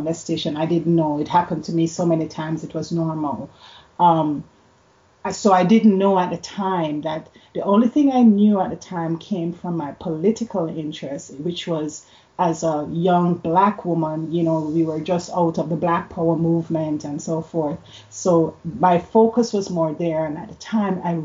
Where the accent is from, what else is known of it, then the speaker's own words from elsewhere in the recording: Jamaica; now in Canada; I grew up in Jamaica